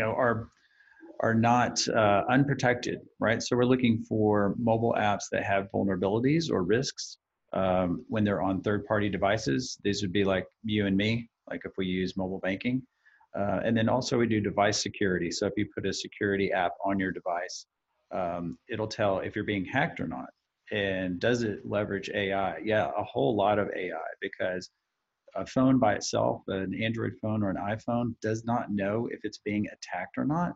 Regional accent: Texas, United States; I was actually born in Texas. I've lived nowhere else other than Texan, so I'm a native Texan

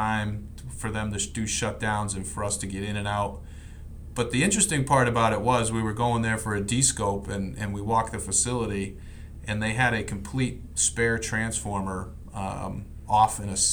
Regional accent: Clinton, Connecticut, United States; moved away; also born or lived in Maryland; I grew up in Clinton, Connecticut

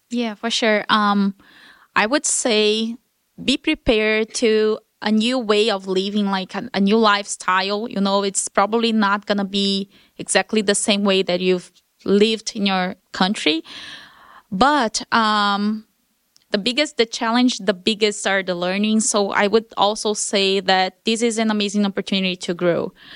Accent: Brasília, Federal District, Brazil; moved away as an adult; I've never left Brasília, my hometown, in thirty years.

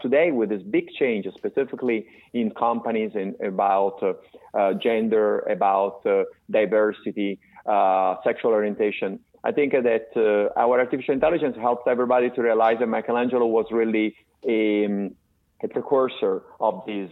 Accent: Florence, Tuscany, Italy; moved away as an adult; now in United States; I was born in Florence and I I was born in 1968. At the age of 21 years old, I came to the United States

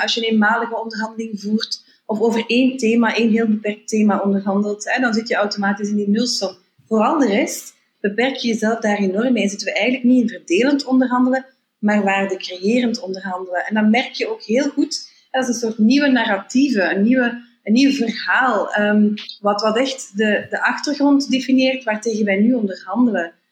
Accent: Belgium; als Belgen

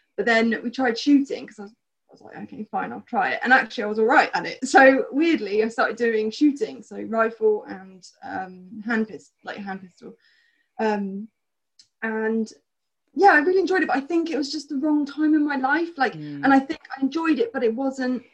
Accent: Bournemouth, South West England, United Kingdom; born or raised there; also born or lived in South Africa

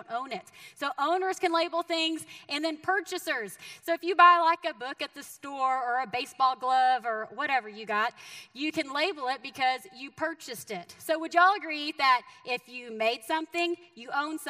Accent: Texas, United States; moved away as an adult; now in Missouri, United States; by the way that I talk, I am from the great state of Texas, right? And so I am a Texan. You can take me out of Texas, but you can't take the Texas out of me

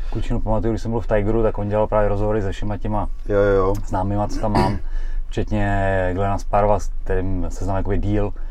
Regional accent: Bratislava, Bratislava Region, Slovakia; ale jsem z Bratislavy, to čeká ještě zpátky do Prahy

